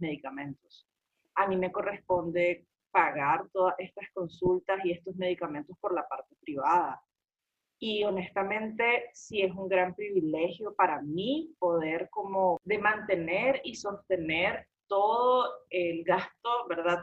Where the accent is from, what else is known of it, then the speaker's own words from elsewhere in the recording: Nicaragua; como nicaragüense